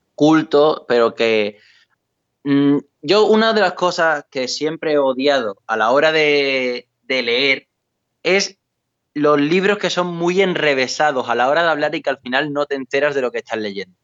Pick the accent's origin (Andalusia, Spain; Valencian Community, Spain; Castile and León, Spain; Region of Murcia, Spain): Andalusia, Spain; Valverde del Camino; born or raised there